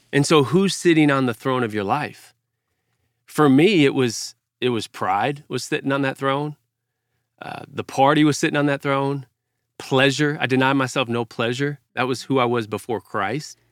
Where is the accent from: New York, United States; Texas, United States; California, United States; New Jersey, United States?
Texas, United States; Fort Worth; I grew up in Fort Worth, Texas, Cowtown